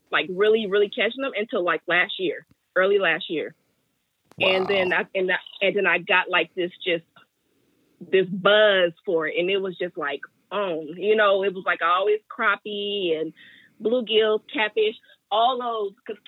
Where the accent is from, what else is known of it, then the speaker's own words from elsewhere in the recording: Oakland, California, United States; Oakland, born and raised in Oakland my whole life